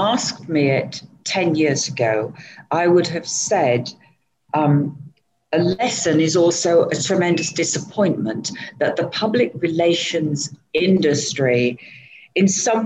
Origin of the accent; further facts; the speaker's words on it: England, United Kingdom; moved away as an adult; now in Southeast Asia; I'm originally from England